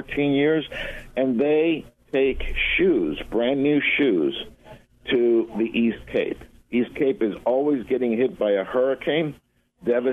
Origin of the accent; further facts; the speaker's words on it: Argentina; moved away; I was born in Argentina, so I'm Latin.